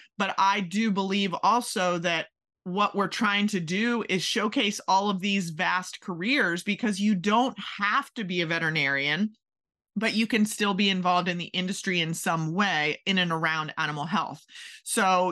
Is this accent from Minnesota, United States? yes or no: no; Maryland, United States; moved away as an adult; also born or lived in Kentucky; I grew up in Maryland